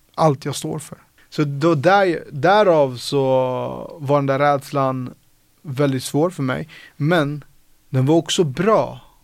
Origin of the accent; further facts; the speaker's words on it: Sollentuna, Stockholm County, Sweden; är uppvuxen på Sollentuna, eh, norr om Stockholm